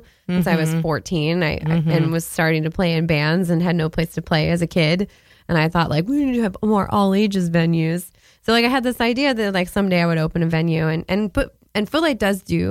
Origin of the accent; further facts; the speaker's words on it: Boston, Massachusetts, United States; I grew up in Boston, Massachusetts.